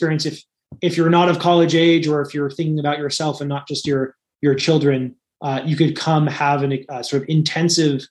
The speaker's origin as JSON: {"language": "English", "country": "United States", "said": "I'm American"}